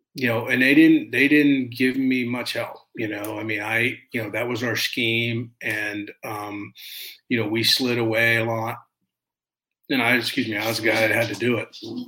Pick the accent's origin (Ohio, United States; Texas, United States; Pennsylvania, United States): Pennsylvania, United States; Pittsburgh; You know, I grew up in Pittsburgh, and I mean, they're my heroes.